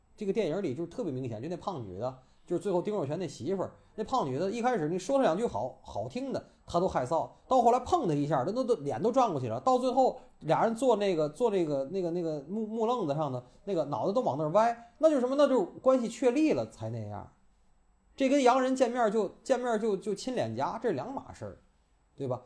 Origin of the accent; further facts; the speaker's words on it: Tianjin, China; 咱天津人叫大窝儿